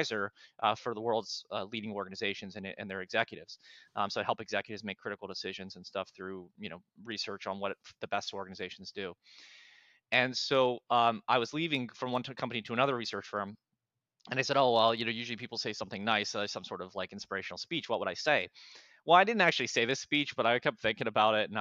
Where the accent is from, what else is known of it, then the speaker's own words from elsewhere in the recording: Pittsburgh, Pennsylvania, United States; I'm from Pittsburgh originally